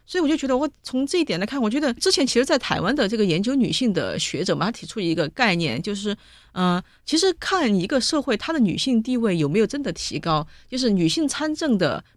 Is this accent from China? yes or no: yes; Sichuan, China; 我们四川人